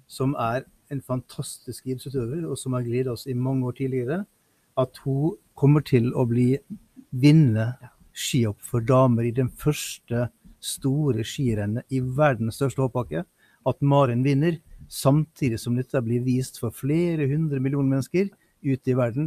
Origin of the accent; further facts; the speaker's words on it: Sunnmøre, village between Ålesund and Molde, Møre og Romsdal, Norway; moved away; jeg som sunnmøring vet du, som måtte til Romsdal for å gå på skole. Mm. Jeg er jo, er fra bygda midt mellom Ålesund og Molde